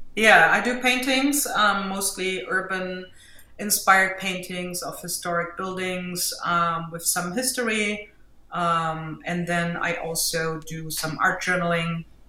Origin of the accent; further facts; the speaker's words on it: Germany; accent: German; English is a second language; now in Jersey City, United States; I'm from Germany, as you can hear from my accent